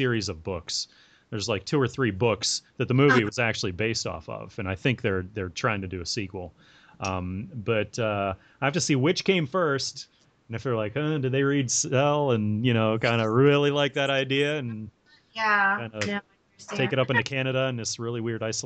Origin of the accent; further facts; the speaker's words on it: Pittsburgh, Pennsylvania, United States; I grew up just outside of Pittsburgh, and so my parents used to take me to the Monroeville Mall.